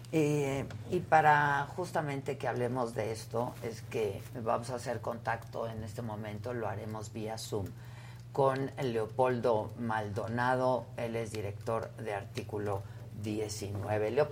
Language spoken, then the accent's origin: Spanish; San Luis de la Paz, Guanajuato, Mexico; De San Luis de la Paz, Guanajuato.